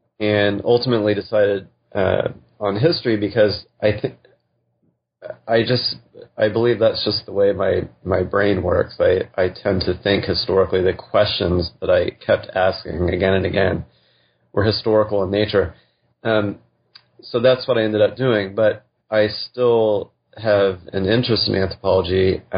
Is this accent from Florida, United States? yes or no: no; Texas, United States; I grew up in West Texas. I always intended to be a scientist and prepared to do that all the way into college.